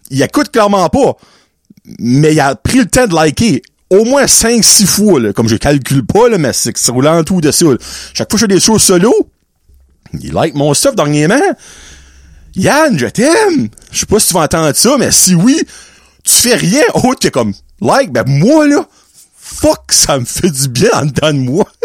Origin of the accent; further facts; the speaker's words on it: Quebec, Canada; Moi je viens du Québec